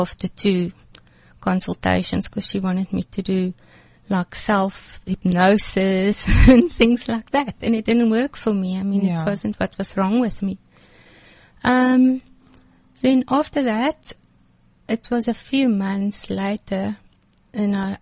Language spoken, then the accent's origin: English; Sasolburg, Free State, South Africa; moved away as an adult; also born or lived in Johannesburg; I was born in Johannesburg, came from a happy home. We moved to Sasolburg after